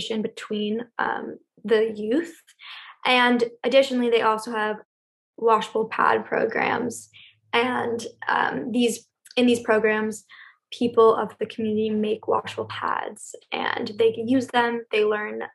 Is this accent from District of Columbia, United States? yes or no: no; Los Angeles, California, United States; I grew up in Los Angeles